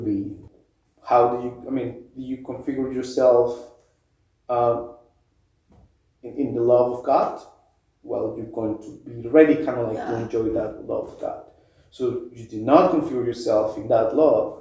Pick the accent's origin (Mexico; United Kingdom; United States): Mexico; moved away; I grew up in Mexico